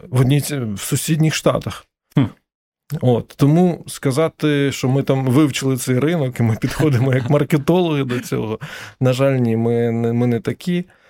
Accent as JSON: {"language": "Ukrainian", "country": "Ukraine", "said": "ми з України"}